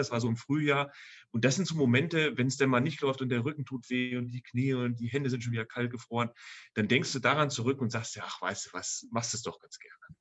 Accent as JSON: {"language": "German", "town": "Rodenberg", "region": "Lower Saxony", "country": "Germany", "tie": "born or raised there", "said": "Ich komme aus Altenhagen 2, da gab es damals noch einen kleinen Dorfladen"}